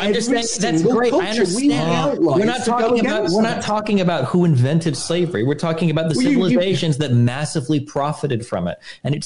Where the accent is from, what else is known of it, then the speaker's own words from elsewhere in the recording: United States; Okay, so I'm American.